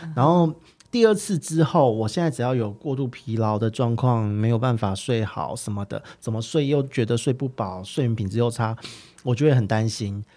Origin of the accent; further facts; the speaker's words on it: Taipei, Taiwan; 因为我是台北人，我一直在台北